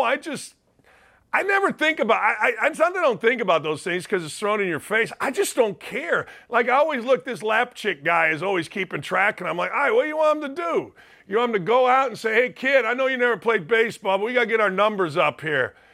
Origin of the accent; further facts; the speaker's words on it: Gary, Indiana, United States; a guy from my hometown, Alex Karras